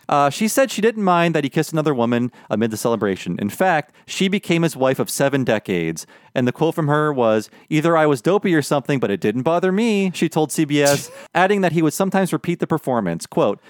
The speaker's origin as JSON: {"language": "English", "area": "the Midwest", "region": "Ohio", "country": "United States", "tie": "born or raised there", "said": "I grew up in the Midwest where there were no 7-Elevens."}